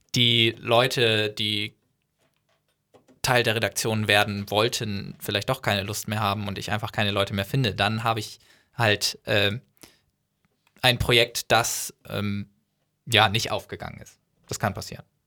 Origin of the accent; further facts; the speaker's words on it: North Frisian, Schleswig-Holstein, Germany; dass ich Nordfriese bin